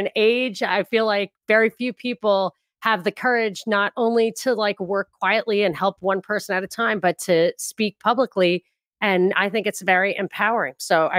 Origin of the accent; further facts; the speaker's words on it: New York, United States; like, I'm from New York.